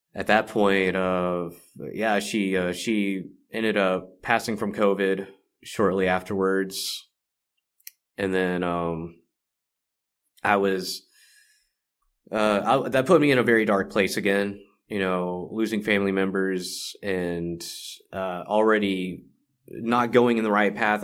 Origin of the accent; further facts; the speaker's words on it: Carrollton, Texas, United States; also born or lived in Dallas, Texas; I come from Dallas, Texas, uh, grew up in Carrollton.